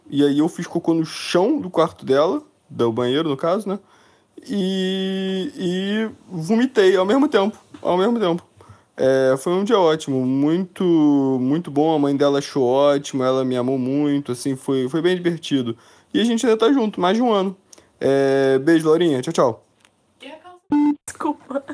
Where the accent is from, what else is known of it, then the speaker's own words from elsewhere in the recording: Niterói, Rio de Janeiro, Brazil; now in São Paulo, Brazil; eu sou de Niterói, fui morar em São Paulo.